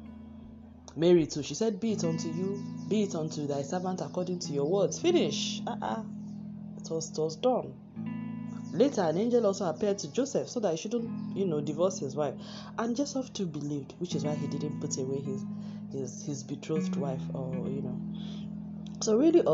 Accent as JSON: {"language": "English", "country": "Nigeria", "said": "I'm a Nigerian"}